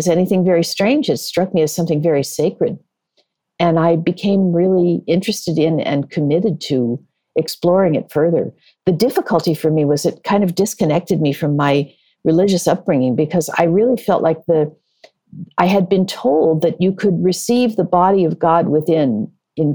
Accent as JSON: {"language": "English", "town": "Burlingame", "region": "California", "country": "United States", "tie": "born or raised there", "said": "I grew up in the Bay Area. I was born and raised in Burlingame"}